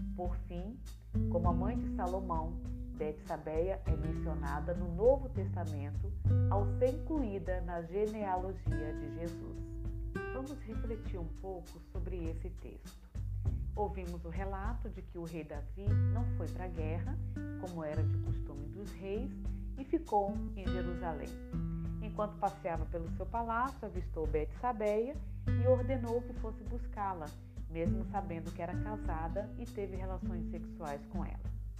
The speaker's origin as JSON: {"language": "Portuguese", "town": "Itamaraju", "region": "Bahia", "country": "Brazil", "tie": "born or raised there", "moved": "yes", "lives_now": "Espírito Santo, Brazil", "said": "Sou natural de Itamaraju, Bahia, e vim para o Espírito Santo no ano de 1988"}